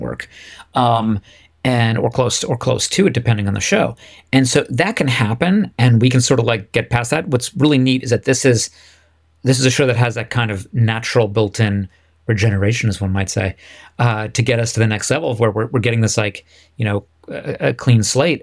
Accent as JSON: {"language": "English", "country": "United States"}